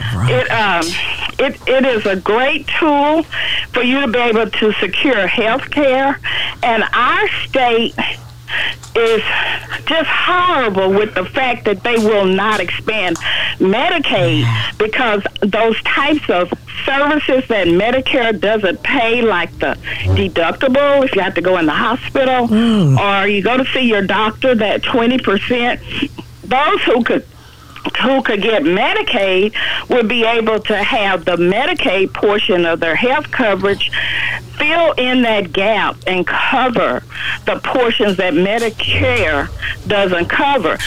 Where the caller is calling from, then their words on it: Garland, Texas, United States; I'm calling from Garland